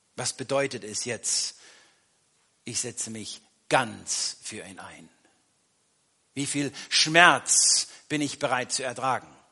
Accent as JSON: {"language": "German", "country": "Germany", "said": "wir als Deutsche"}